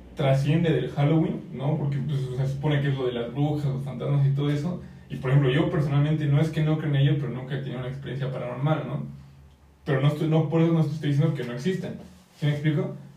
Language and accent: Spanish; Mexico; como mexicanos